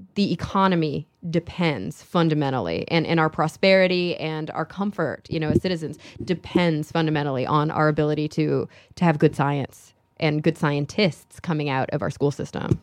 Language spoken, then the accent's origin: English; Texas, United States; moved away as an adult; also born or lived in Queens, New York City; I grew up in Texas